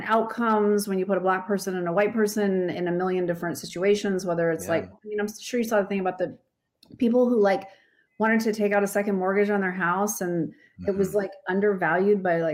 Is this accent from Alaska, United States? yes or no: yes; Alaska, United States; I grew up in Alaska, which is, you know, it is very white